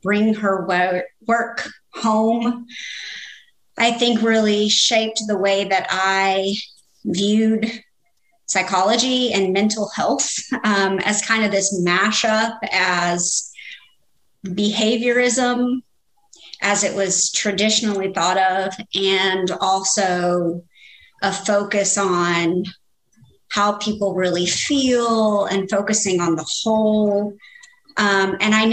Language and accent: English; Memphis, Tennessee, United States; I am originally from Memphis, Tennessee